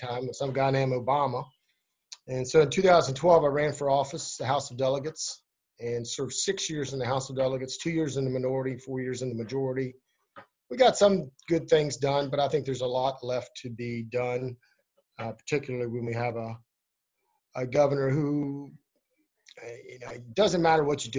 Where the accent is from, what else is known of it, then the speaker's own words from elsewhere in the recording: Berkeley County, Swan Pond, West Virginia, United States; I grew up in Berkeley County on a farm in Swan Pond.